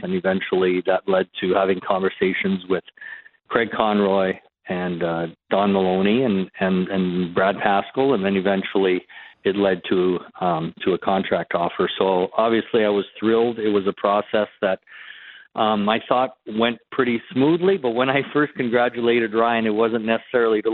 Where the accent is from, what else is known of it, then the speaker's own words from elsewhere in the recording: just south of Winnipeg, Manitoba, Canada; moved away; I am a Western Canadian person. You know, I grew up in Western. I grew up just south of Winnipeg.